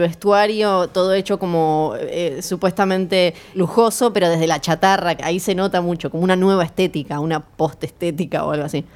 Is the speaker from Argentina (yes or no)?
yes; Ushuaia, Tierra del Fuego, Argentina; moved away; soy de Tierra del Fuego, soy de Ushuaia, así que crecí con la frase fin del mundo con otro significado